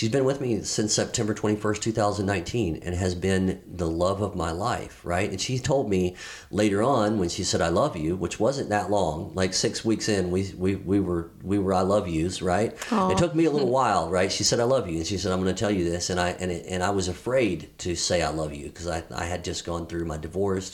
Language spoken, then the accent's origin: English; Georgia, United States; moved away as an adult; now in California, United States; I'm from Georgia